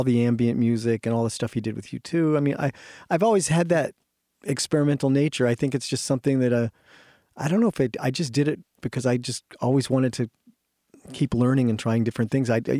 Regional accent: New England, United States; also born or lived in Canada; I'm from New England myself. I mean, I grew up there. I'm Canadian, but I grew up there

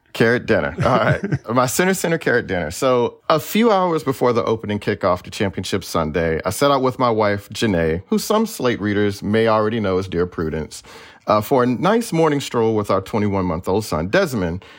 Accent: Houston, Texas, United States; also born or lived in Missouri City, Texas; now in Bay Area, United States; I'm also from Houston

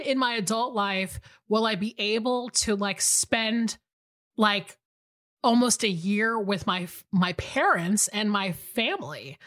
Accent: Atlanta, Georgia, United States; moved away; I'm actually in Atlanta, Georgia right now, my hometown.

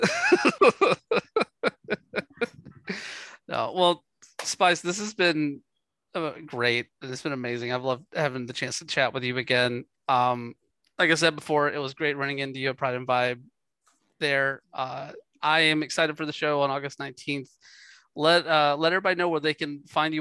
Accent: the South, United States; I'm from the South

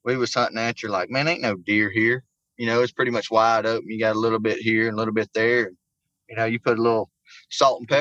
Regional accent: Woodland, Alabama, United States; I'm originally from Woodland, Alabama. Big city, you roll through it and you sneeze at the same time, you miss the whole the whole joint. One stop sign, one store. Just grew up in a small little country town

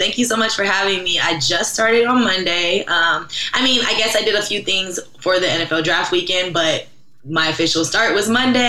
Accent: Los Angeles, California, United States; I'm originally from Los Angeles, California. I went to Washington State for undergrad, where I ran track, and then I went to grad school at USC.

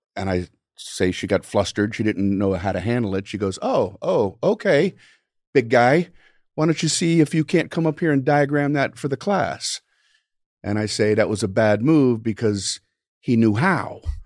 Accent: Miami, Florida, United States; I grew up in Miami, Florida.

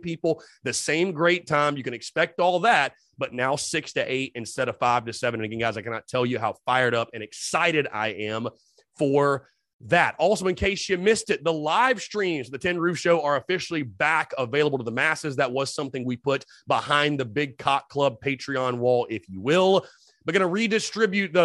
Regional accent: North Augusta, South Carolina, United States; moved away; I am from North Augusta

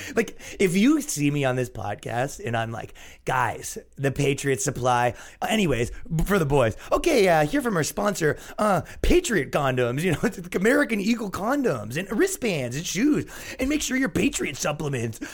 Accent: Canada; moved away; when I grew up in Canada, it wasn't like

